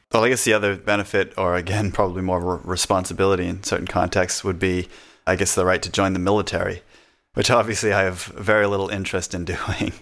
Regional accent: United States; accent: northern; moved away as an adult; now in Australia; I have a, I guess, a northern accent, they think I'm Canadian

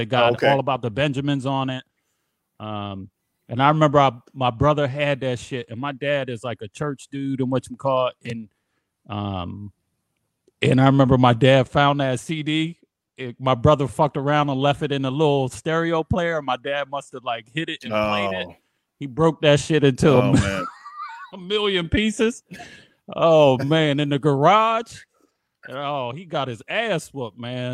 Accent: Camden, New Jersey, United States; moved away as an adult; also born or lived in Philadelphia; I'm from Camden.

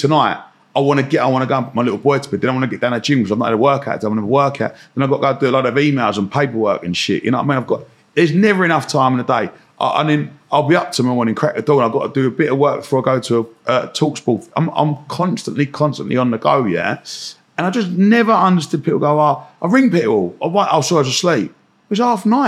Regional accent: Romford, London, United Kingdom; I grew up in Romford

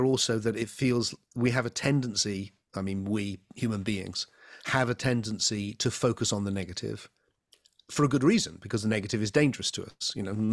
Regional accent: England, United Kingdom; I'm an Englishman. I live in the southwest of England.

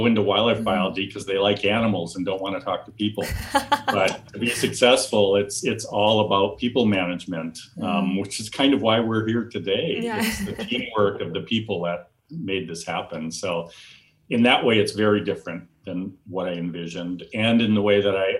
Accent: Wisconsin, United States; moved away as an adult; also born or lived in Tucson, Arizona; now in Southern California, United States; I grew up just fascinated by wild critters where I grew up in Wisconsin

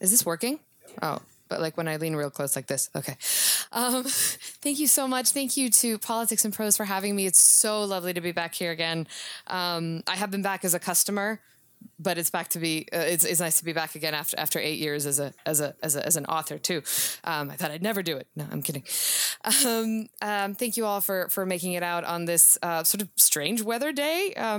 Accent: Serbia; Even though I grew up in the former Yugoslavia. And I grew up on sort of classic cowboy Westerns

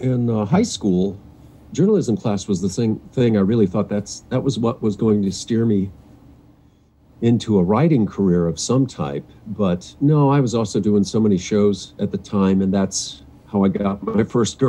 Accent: Westerville, Ohio, United States; I'm originally from Westerville, Ohio. Little Columbus suburb.

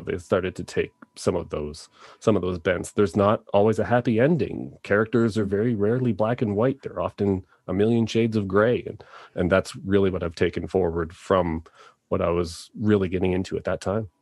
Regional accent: Toronto, Ontario, Canada; now in Calgary, Canada; I am originally from Toronto

